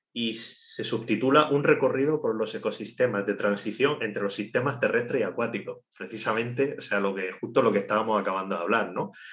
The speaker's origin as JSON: {"language": "Spanish", "town": "Cartagena", "region": "Region of Murcia", "country": "Spain", "tie": "born or raised there", "said": "Nosotros, nosotros dos somos, somos de Cartagena somos del mismo barrio, eh, estudiamos en el mismo instituto de educación secundaria"}